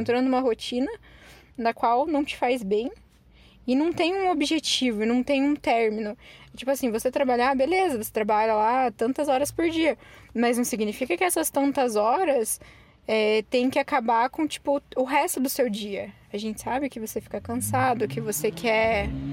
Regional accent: Curitiba, Paraná, Brazil; a gente sendo curitibano

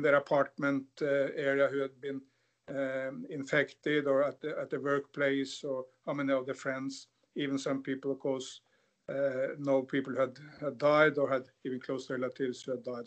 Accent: Norway; growing up in Norway

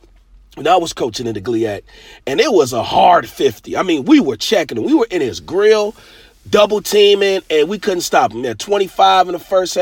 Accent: Detroit, Michigan, United States; I'm from Detroit, in the Metro Detroit, Michigan, Midwest area

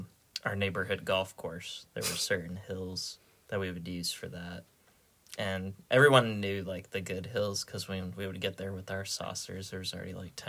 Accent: Charlotte, North Carolina, United States; I grew up in the suburbs of Charlotte, North Carolina.

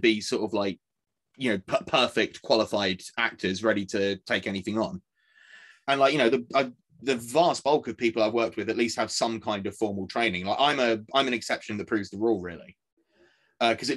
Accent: Essex, East of England, United Kingdom; I grew up in Essex

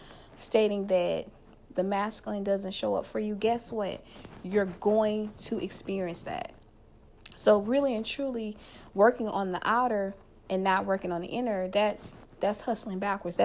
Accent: Louisiana, United States; Louisiana, my home state

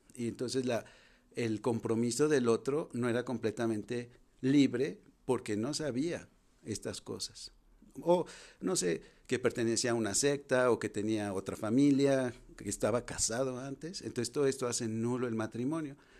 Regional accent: Guadalajara, Jalisco, Mexico; also born or lived in France; yo soy de Guadalajara

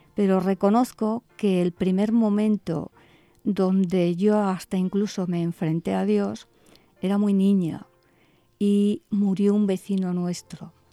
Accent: Bilbao, Basque Country, Spain; moved away as an adult; also born or lived in Madrid; yo nací en Bilbao Estuve hasta los 21 años viviendo aquí, así que soy, soy de aquí

